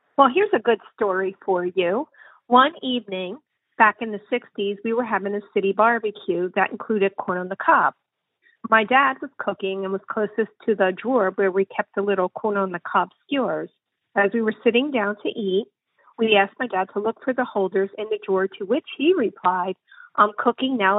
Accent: Philadelphia, Pennsylvania, United States; I grew up in Philadelphia, Pennsylvania, and I still live here

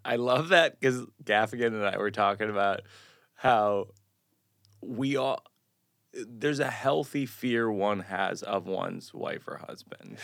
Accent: Shrewsbury, Massachusetts, United States; I grew up in Massachusetts

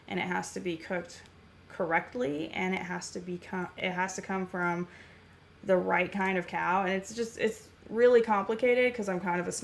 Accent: Ramona, California, United States; I grew up in a little nothing town called Ramona, California, with my grandparents on a 100-acre

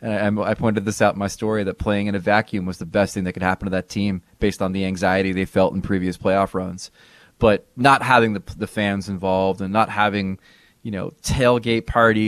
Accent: New Jersey, United States; we're from Jersey.

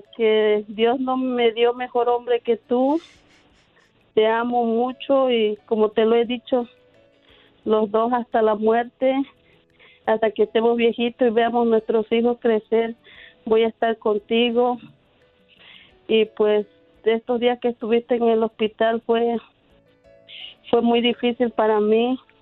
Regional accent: Chiapas, Mexico; now in United States; Yo soy del estado de Chiapas.

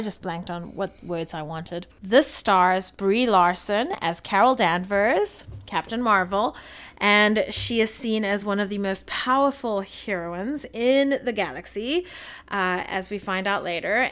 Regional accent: South Africa; moved away; being a South African

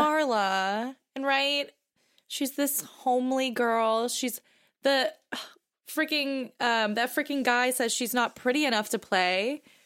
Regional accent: Boston, Massachusetts, United States; I'm from Boston

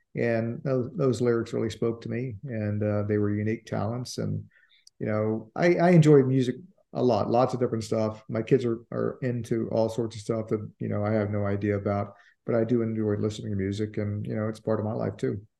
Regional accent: Richmond, Virginia, United States; moved away as an adult; now in Washington, D.C. area, United States; I was born in Richmond. I moved up to D C, the D C area in the mid-eighties to practice law.

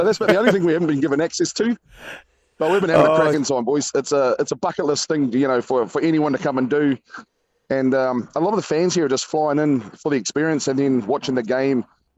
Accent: New Zealand; But we just roll up, tell him we're from New Zealand, blag it, and they'd open the door for us.

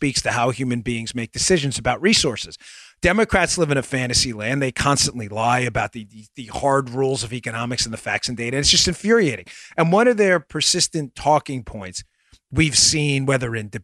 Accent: Long Island, New York, United States; when I grew up on Long Island when I was younger, before my parents divorced

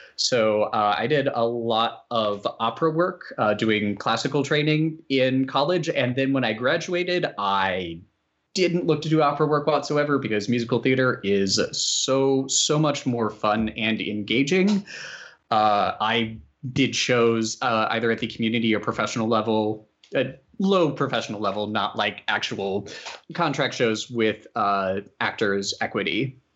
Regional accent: Roanoke, Virginia, United States; I'm from the Roanoke, Virginia area

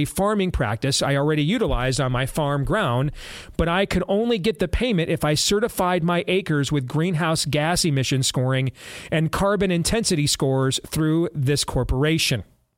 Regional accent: Iowa, United States; I grew up in Iowa on my family's farm.

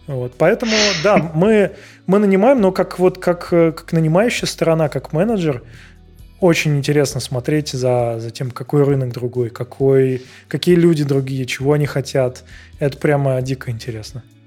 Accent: Saint Petersburg, Russia; moved away as an adult; now in Prague, Czech Republic; я из, я из Питера

